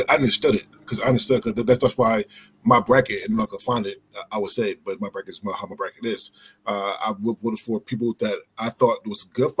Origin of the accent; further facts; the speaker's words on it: Philadelphia, Pennsylvania, United States; what I saw growing up in Philly